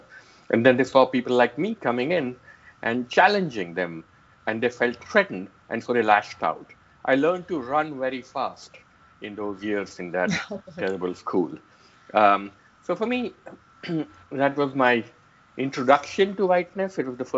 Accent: Queens, New York, United States; So Donald Trump also was a German-American kid growing up in Queens.

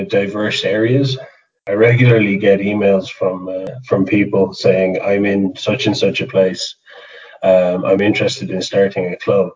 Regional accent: Limerick, Munster, Ireland; now in Carlow, Ireland; I'm originally from Limerick, but yeah, Carlow's home, Carlow Wicklow border.

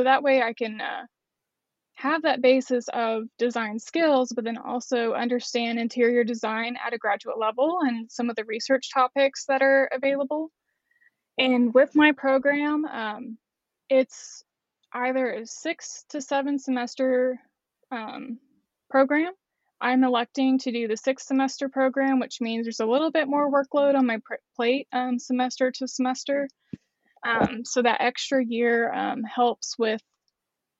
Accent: Shawnee, Oklahoma, United States; also born or lived in Norman, Oklahoma; I'm actually from Central Oklahoma, born in Norman, but I've lived most of my life in Shawnee

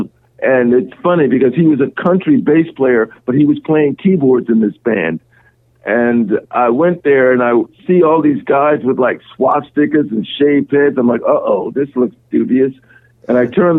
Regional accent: Washington, District of Columbia, United States; I grew up in the Washington, D.C. area

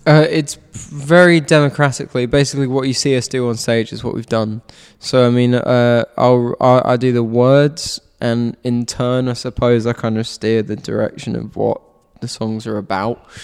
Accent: London, United Kingdom; my hometown of Richmond upon Thames in London

